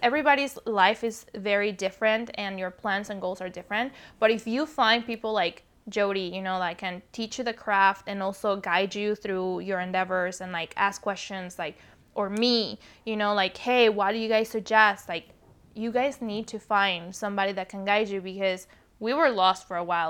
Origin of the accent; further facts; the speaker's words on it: Mexico City, Mexico; English is a second language; now in California, United States; I was born and raised in Mexico City, hence the accent